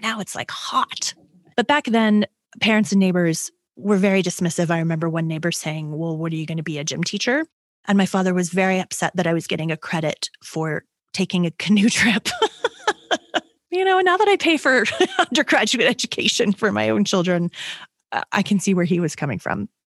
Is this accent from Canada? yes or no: yes; Toronto, Ontario, Canada; I am a Canadian. I was born and raised in Toronto, Ontario